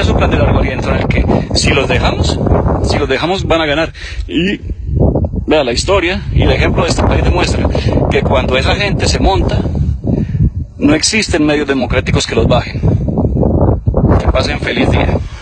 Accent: Bucaramanga, Santander, Colombia; Yo que soy nacido en Bucaramanga

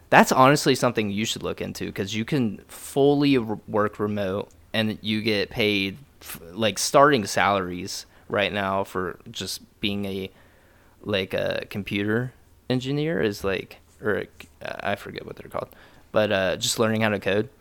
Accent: Dayton, Ohio, United States; moved away; we're from Dayton

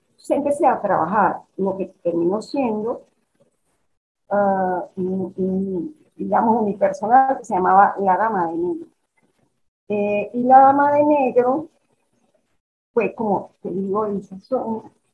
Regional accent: Mexico; moved away; also born or lived in Caracas, Venezuela; yo en mi infancia en México

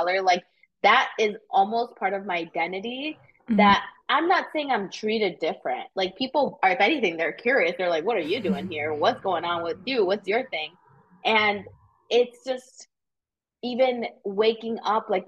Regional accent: Aurora, Illinois, United States; now in Chicago, United States; I'm from Aurora, so west suburbs of Chicago

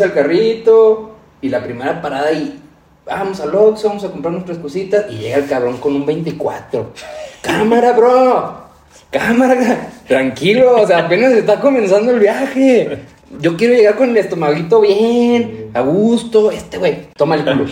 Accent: Durango, Mexico; aquí es Durango y vamos a hablar de, los destinos que como duranguenses, norteños

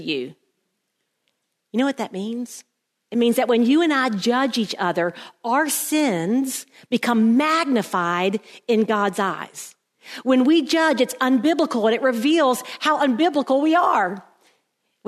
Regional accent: South Carolina, United States; moved away; Now I'm from South Carolina and that's where we were. And I know all about South Carolina because I'd been there all my life.

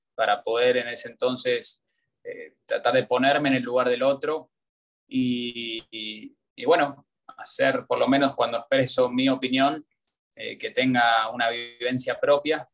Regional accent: Argentina; born or raised there; moved away as an adult; also born or lived in United States; now in Miami, United States

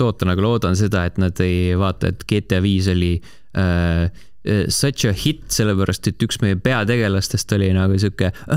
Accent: Estonia; me oleme eestlased, me ei oska hääldada asju niikuinii

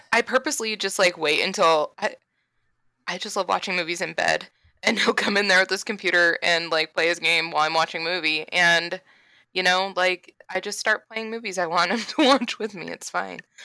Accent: Florida, United States; we're from Florida

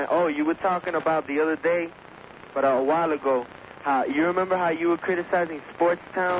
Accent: Hialeah, Florida, United States; I'm from Hialeah

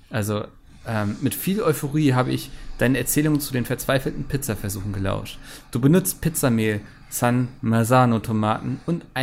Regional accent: Bochum, North Rhine-Westphalia, Germany; born there; Ich als gebürtiger Bochumer fühle mich natürlich sofort getriggert

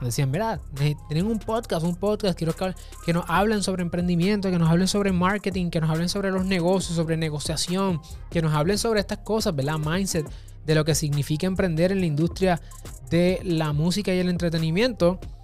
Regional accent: Puerto Rico; mi país, Puerto Rico

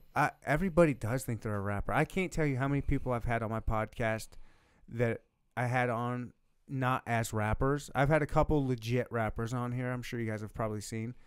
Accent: Michigan, United States; also born or lived in South Dakota / Louisiana / Leavenworth, Kansas; now in Kansas City, United States; I was born and raised in Michigan

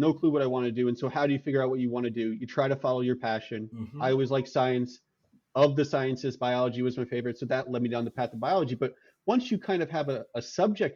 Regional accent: New York, United States; I'm from New York, and so going to SUNY Albany for undergrad

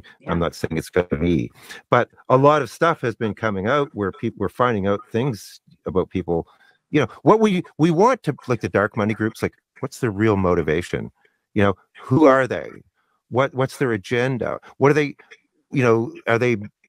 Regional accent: Canada; I'm Canadian

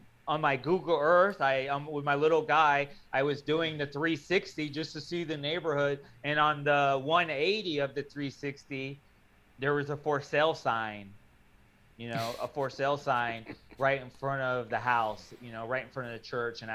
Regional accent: Florida, United States; I'm from Florida, and in Florida, we don't really have churches in communities

